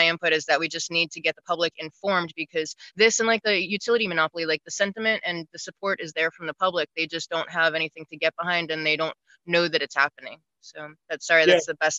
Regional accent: Broward County, Florida, United States; I'm from Broward, so we're the most Democratic county here

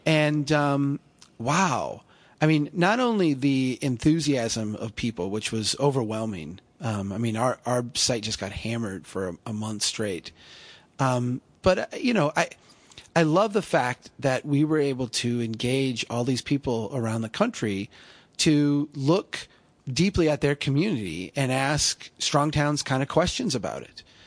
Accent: central Minnesota, United States; I'm a, I'm a guy from Minnesota, central Minnesota

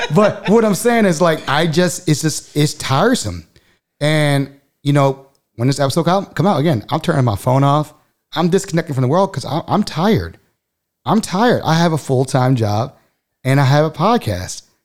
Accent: Baltimore, Maryland, United States; moved away as an adult; also born or lived in Texas; I grew up in Baltimore

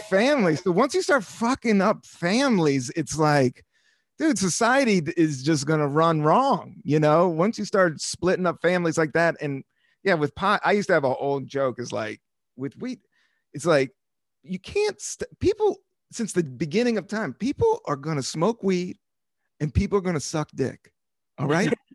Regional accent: Washington, District of Columbia, United States; born or raised there; now in New York, United States

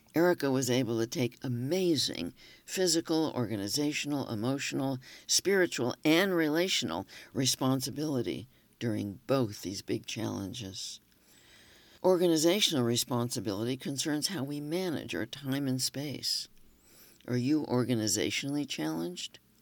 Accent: Los Angeles, California, United States; moved away; Growing up in Los Angeles

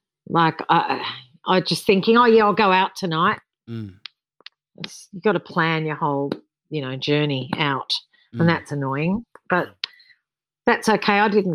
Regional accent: Sydney, New South Wales, Australia; born there; I was born in Sydney, and I was really lucky to be born into a family that had singers.

